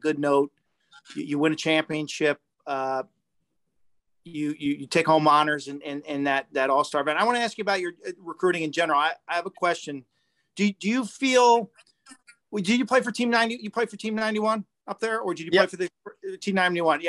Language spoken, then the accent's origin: English; Lynbrook, New York, United States; I grew up in Limbrook